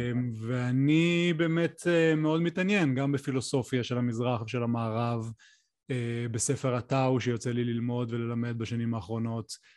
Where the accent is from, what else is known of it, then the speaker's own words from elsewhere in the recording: the Center, Central Israel, Israel; now in Mitzpe Ramon, Israel; אני גר במצפה רמון עם משפחתי, אמ, אני במקור מהמרכז, אבל אני הרבה שנים כבר אה, בדרום